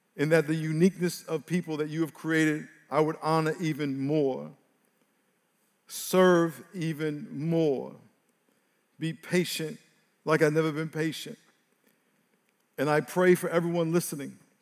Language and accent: English; New York, United States; I grew up in New York